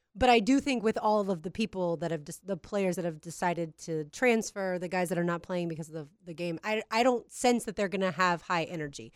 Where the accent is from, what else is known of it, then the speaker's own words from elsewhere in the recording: the South, United States; Us Southerners